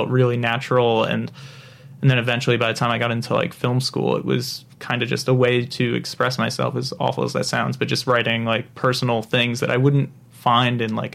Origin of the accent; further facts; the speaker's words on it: Monroe Township, New Jersey, United States; I hail from the great state of New Jersey, … County, Monroe Township, New Jersey.